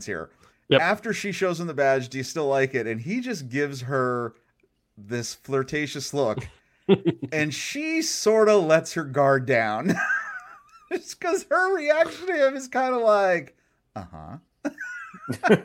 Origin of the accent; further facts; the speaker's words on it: Pennsylvania, United States; moved away; I'm originally from Pennsylvania